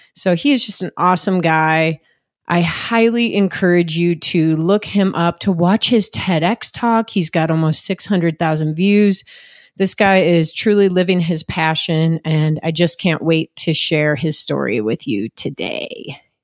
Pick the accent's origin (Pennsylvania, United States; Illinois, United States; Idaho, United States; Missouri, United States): Illinois, United States; Chicago; I grew up swimming too in Chicagoland, another Midwest, yeah. you know, kid